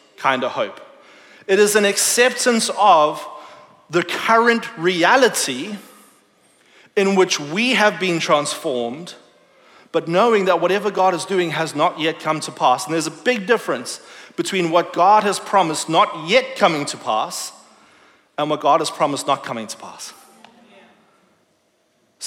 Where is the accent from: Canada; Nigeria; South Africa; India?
South Africa; moved away; I grew up in South Africa